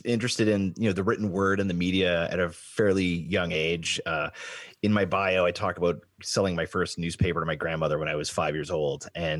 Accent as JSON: {"language": "English", "town": "Sault Ste. Marie", "region": "Ontario", "country": "Canada", "said": "I'm from Sault Ste. Marie originally, and I gravitated to that part of the world very, very early."}